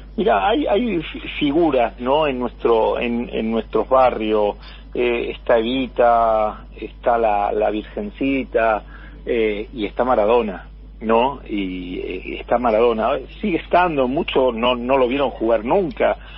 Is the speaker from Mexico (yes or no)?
no; southern Spain, Spain; now in Argentina; yo soy del sur de España